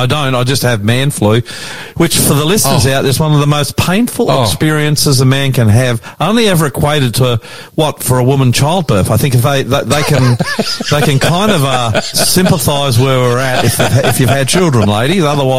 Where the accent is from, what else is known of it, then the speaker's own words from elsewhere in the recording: New South Wales, Australia; I'm the Aussie Pastor, coming to you from Lockdown Central in my studio in northwest Sydney.